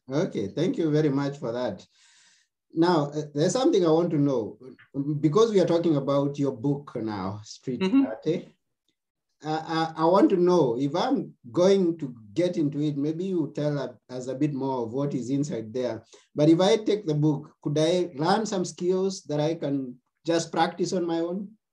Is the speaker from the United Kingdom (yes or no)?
no; Kenya; now in Athens, Greece; I come from Kenya. Right now, okay. I'm, in, I'm, in, Athens, Greece myself.